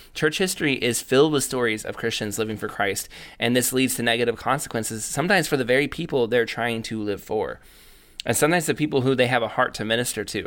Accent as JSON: {"language": "English", "country": "United States", "said": "I came from the United States of America"}